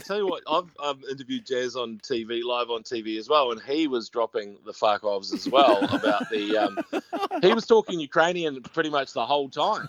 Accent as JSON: {"language": "English", "town": "Te Awamutu", "region": "Waikato", "country": "New Zealand", "said": "I'm from a place called Te Awamutu, but it's nearer Kawhia Harbour"}